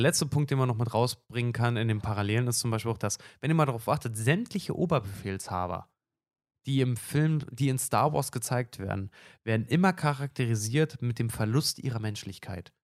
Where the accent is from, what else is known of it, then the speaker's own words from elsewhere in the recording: Brandenburg, Germany; in meinem Heimatbundesland, ich, ich komme aus, aus Brandenburg